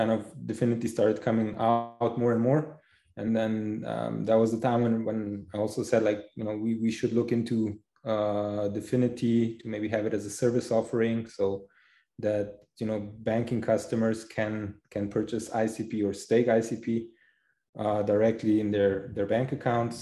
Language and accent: English; Slovenia; now in Zurich, Switzerland; originally I'm from Slovenia. Right now I'm living in Zurich, Switzerland.